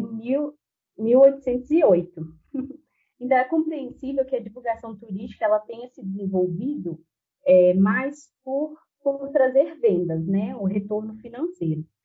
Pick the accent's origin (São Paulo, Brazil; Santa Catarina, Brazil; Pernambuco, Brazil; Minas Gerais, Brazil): Minas Gerais, Brazil; Patos de Minas; moved away as an adult; also born or lived in Ouro Preto; now in Belo Horizonte, Brazil; sou natural de Patos de Minas, em Triângulo Mineiro